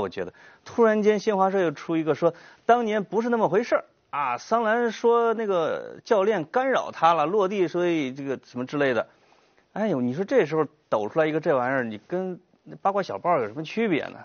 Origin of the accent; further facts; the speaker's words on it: Henan, China; accent: Henan dialect; first language Henan dialect; moved away; 我把他的话转换成河南话的时候，那就是我的家乡话